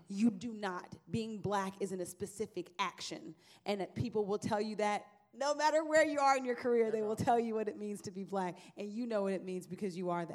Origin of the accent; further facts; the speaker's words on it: Trinidad & Tobago; I'm from Trinidad